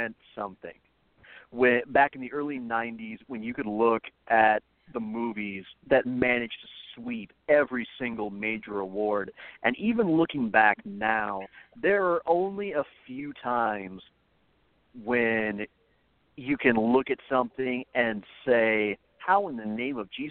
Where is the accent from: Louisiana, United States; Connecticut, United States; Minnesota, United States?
Minnesota, United States; moved away; also born or lived in South Dakota; this was back when I was growing up in Minnesota, and then years later, I would move to South Dakota when my dad changed jobs